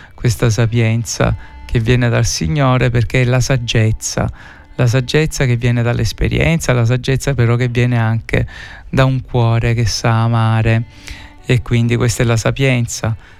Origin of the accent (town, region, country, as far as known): Sicily, Italy